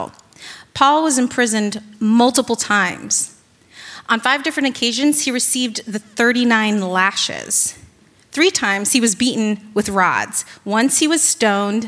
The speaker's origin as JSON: {"language": "English", "town": "Virginia Beach", "region": "Virginia", "country": "United States", "moved": "yes", "lives_now": "New York, United States", "said": "I'm originally from Virginia Beach"}